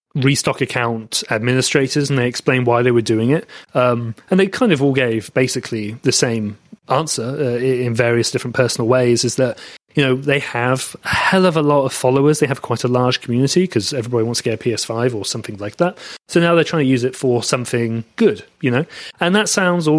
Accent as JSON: {"language": "English", "region": "England", "country": "United Kingdom", "accent": "English", "moved": "yes", "said": "I'm English based on my accent"}